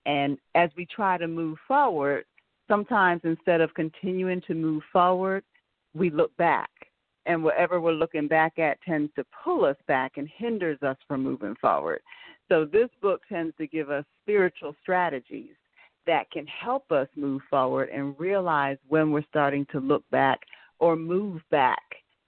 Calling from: North Carolina, United States; Hi, Dean and Marc. … I'm calling from North Carolina.

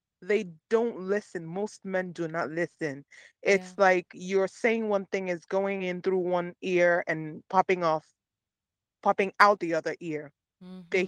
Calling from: Maryland, United States; I'm calling you from Maryland.

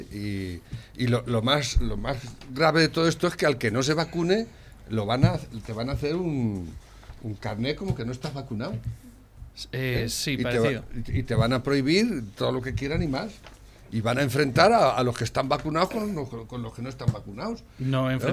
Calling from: Valencia, Valencian Community, Spain; de Valencia.

